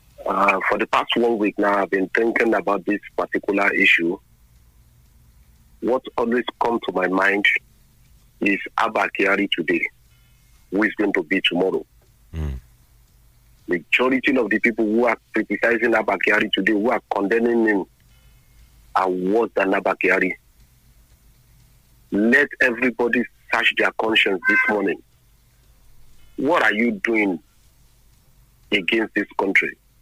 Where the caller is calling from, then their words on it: Lagos, Nigeria; I'm calling you from Lagos.